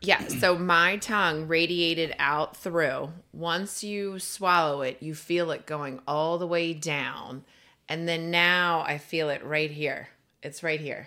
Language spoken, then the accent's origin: English; East Coast, United States; now in Florida, United States; I am from the East Coast